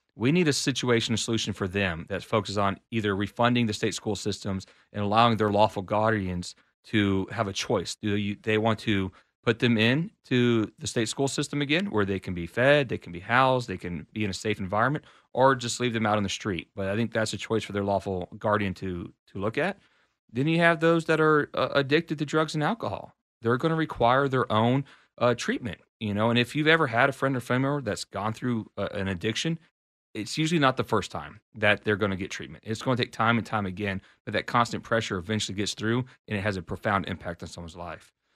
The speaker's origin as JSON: {"language": "English", "town": "College Station", "region": "Texas", "country": "United States", "tie": "born or raised there", "lives_now": "Austin, United States", "said": "I was raised and grew up out in College Station, Texas."}